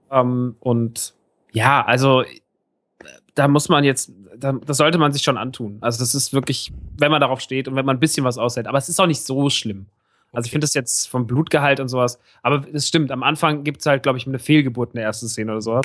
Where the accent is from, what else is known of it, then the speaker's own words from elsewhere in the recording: Rodgau, Hesse, Germany; moved away; im Rottgau, im Kino meiner alten Heimat